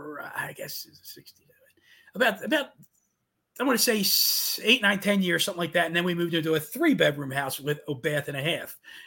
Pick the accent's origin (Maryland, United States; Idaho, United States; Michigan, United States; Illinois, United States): Maryland, United States; Baltimore; I was born and raised in Baltimore, Maryland. One of seven kids.